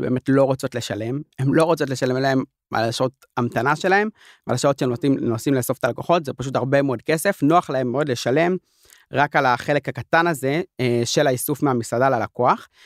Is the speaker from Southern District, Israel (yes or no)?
no; Jerusalem, Jerusalem District, Israel; אני ירושלמי